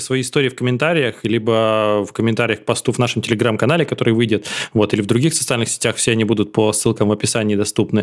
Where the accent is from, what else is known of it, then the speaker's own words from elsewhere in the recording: Cherepovets, Vologda Oblast, Russia; moved away as an adult; я потом уехал из Череповца